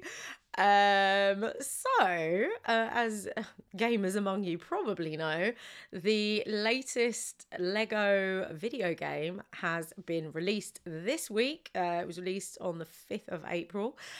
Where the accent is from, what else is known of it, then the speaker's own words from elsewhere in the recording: United Kingdom; we are so British